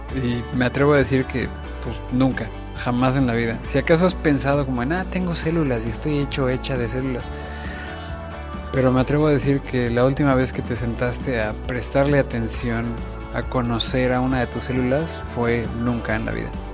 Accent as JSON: {"language": "Spanish", "country": "Mexico", "said": "como buenos católicos mexicanos"}